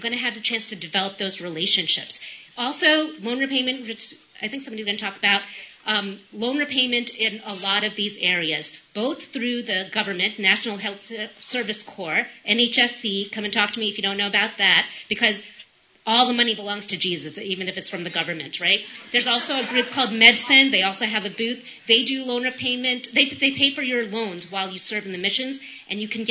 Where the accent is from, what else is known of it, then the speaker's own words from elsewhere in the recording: New York, United States; moved away as an adult; now in Appalachia, United States; I'm from New York. We live in rural Appalachia.